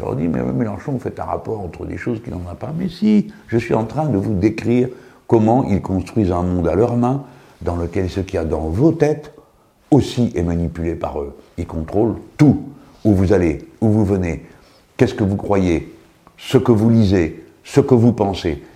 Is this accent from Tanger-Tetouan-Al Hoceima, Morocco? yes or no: yes; Tangier, Tanger-Tetouan-Al Hoceima, Morocco; now in France; Quand j'étais môme, euh, à Tanger